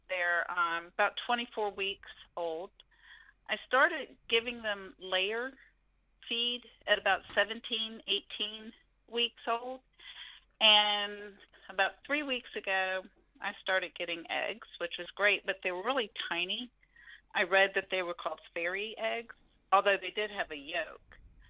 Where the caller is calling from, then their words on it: North Carolina, United States; North Carolina.